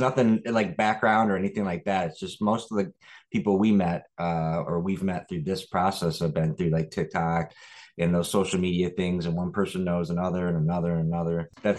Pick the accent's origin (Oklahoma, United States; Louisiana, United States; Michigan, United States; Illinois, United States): Michigan, United States; Lake Orion; also born or lived in California; I grew up in Lake Orion, Michigan. It is a suburb outside of Detroit.